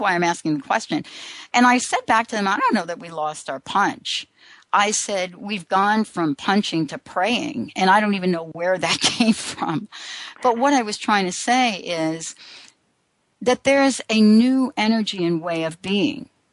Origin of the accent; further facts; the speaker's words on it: New York, United States; I grew up in New York